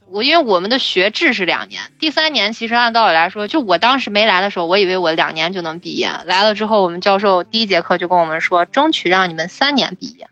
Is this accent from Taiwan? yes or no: no; China; moved away as an adult; now in South Korea; 作为中国人来说，我就是觉得水果就要吃新鲜的